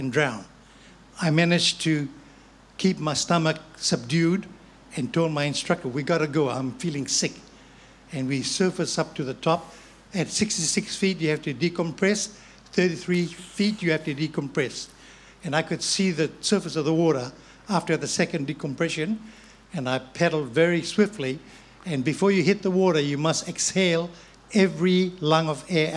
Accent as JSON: {"language": "English", "country": "Fiji", "tie": "born or raised there", "moved": "yes", "said": "I was born and bred in Fiji of Chinese heritage"}